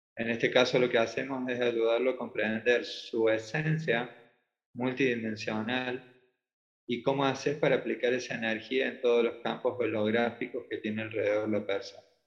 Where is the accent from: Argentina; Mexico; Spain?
Argentina; Córdoba; de Córdoba, Argentina